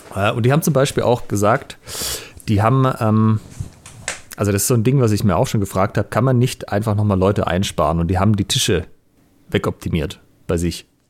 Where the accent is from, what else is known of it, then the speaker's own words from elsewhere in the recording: Germany; now in Ulm, Germany; ich bin ja hier auf dem Land aufgewachsen